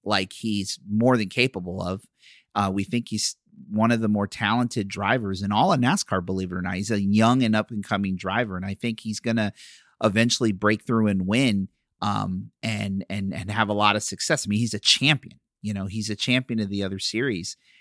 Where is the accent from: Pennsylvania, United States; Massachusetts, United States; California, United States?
Pennsylvania, United States; Philadelphia; now in Florida, United States; I'm from Philadelphia